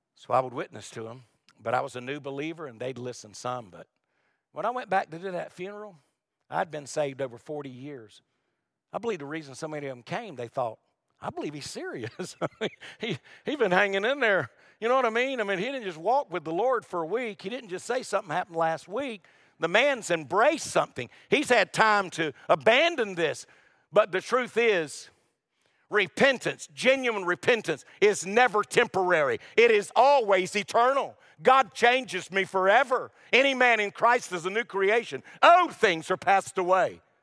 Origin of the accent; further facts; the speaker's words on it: Wilmington, North Carolina, United States; also born or lived in Lumberton, North Carolina; Wilmington, North Carolina is where I was raised. I was born in Lumberton.